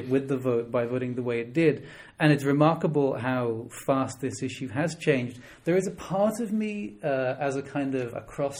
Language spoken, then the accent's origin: English; Dublin, Leinster, Ireland; moved away; I'm from Dublin originally